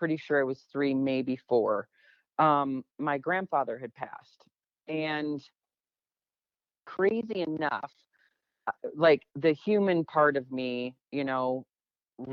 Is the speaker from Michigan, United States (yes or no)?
yes; Michigan, United States; moved away as an adult; also born or lived in Phoenix, Arizona; now in Sedona, United States; I grew up in Michigan, moved here in 1990